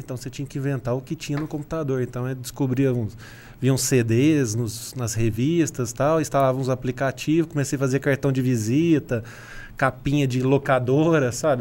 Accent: São Sebastião do Paraíso, Minas Gerais, Brazil; moved away as an adult; also born or lived in Governador Valadares; now in Franca, Brazil; nasci em São Sebastião do Paraíso, fui para Governador Valadares, que é lá

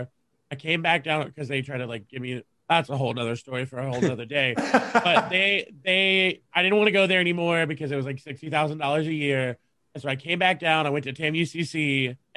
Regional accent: Texas, United States; I'm from Texas. Born and raised in Texas. Have not left.

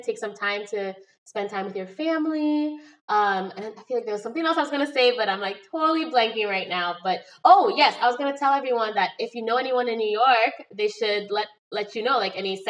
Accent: Nigeria; And I'm Nigerian, so there's lots of Nigerians in the area.

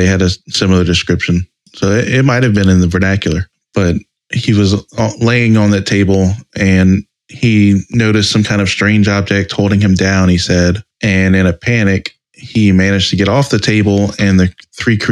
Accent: South Louisiana, United States; also born or lived in New Mexico; we grew up in South Louisiana

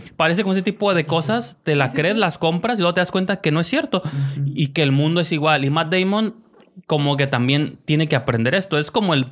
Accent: Mexico; also born or lived in Tijuana; nosotros como mexicanos

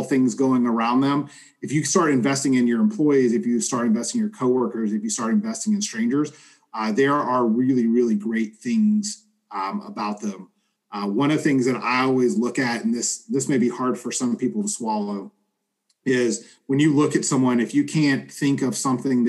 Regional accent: Southern, United States; accent: Southern; my Southern accent

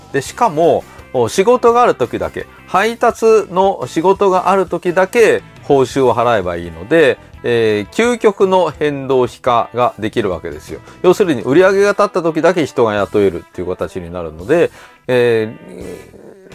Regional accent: Kyoto, Japan; この京都にいて

